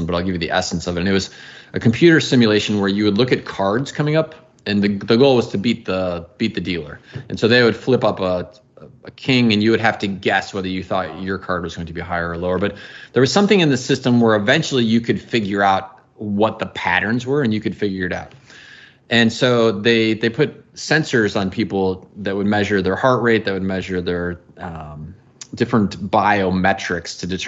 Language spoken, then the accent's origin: English; outside of the Chicago area, Illinois, United States; moved away; I grew up outside of the Chicago area